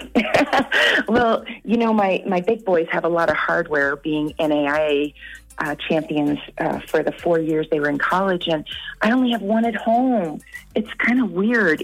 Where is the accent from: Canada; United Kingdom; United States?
Canada; moved away; being Canadian